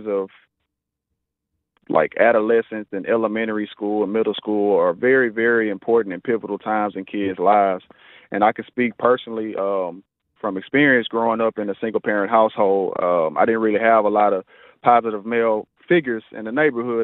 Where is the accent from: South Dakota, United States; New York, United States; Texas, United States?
Texas, United States; Houston; also born or lived in Iowa; I grew up in Studio Wood over there off of 33rd. Went all the way through high school